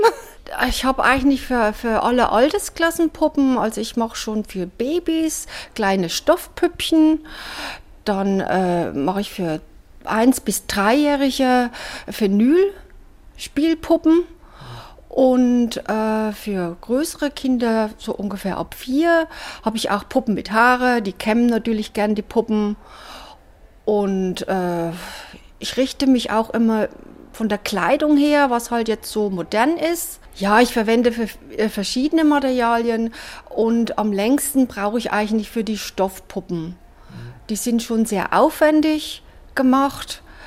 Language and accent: German; Rauenstein, Thuringia, Germany; also born or lived in Sonneberg; Ich bin äh, in Raunstein geboren